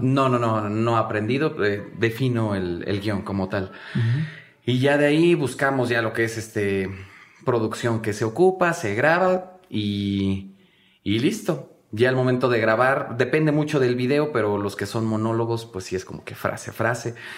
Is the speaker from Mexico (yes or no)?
yes; Mexico City, Mexico; fuimos todos, eh, sacados de Iztapalapa, todos venimos de Iztapalapa, de escuelas públicas